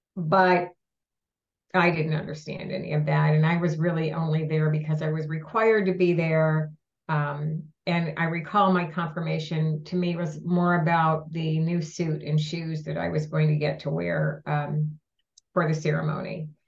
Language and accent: English; Grosse Pointe, Michigan, United States; I was raised in the Episcopalian faith, and church attendance was a regular part of my life growing up. So every Sunday we attended Christ Church in Grosse Pointe, Michigan. I was baptized as an infant in that church.